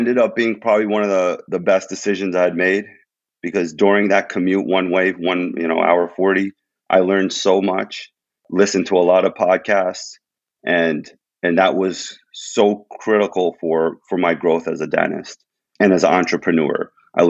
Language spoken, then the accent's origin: English; New Jersey, United States; moved away as an adult; now in Philadelphia, United States; I was born and raised in Jersey. I went to school in Jersey. I've been there my whole life